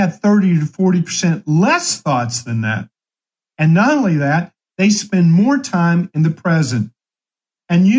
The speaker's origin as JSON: {"language": "English", "town": "Ashland", "region": "Kentucky", "country": "United States", "tie": "born or raised there"}